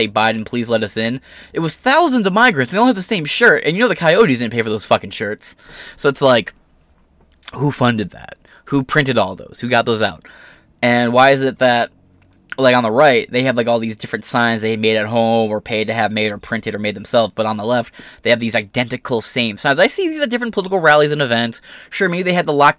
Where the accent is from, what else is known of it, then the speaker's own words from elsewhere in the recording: near Detroit, Michigan, United States; I'm not from Detroit, but I live close to Detroit